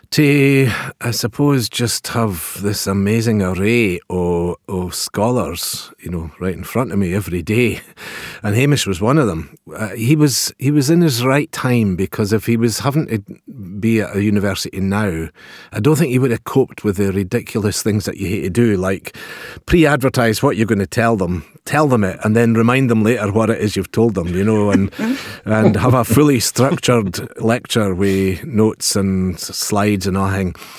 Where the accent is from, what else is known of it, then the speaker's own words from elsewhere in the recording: Pitlochry, Scotland, United Kingdom; I'm from Pitlochry